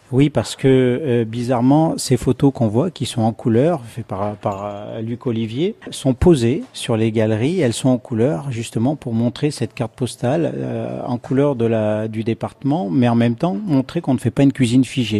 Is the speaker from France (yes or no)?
yes; Le Puy-en-Velay, Auvergne-Rhône-Alpes, France; now in Paris, France; je suis velave, c'est-à-dire euh, je suis né au Puy-en-Velay